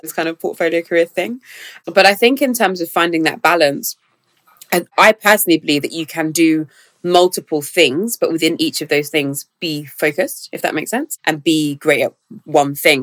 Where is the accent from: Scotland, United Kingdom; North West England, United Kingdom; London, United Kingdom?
London, United Kingdom; growing up in South London